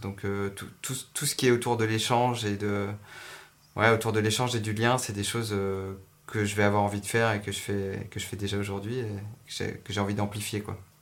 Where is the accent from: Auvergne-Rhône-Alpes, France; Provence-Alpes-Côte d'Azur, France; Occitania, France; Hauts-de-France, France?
Occitania, France; Montpellier; also born or lived in Paris; j'ai passé mon enfance à Montpellier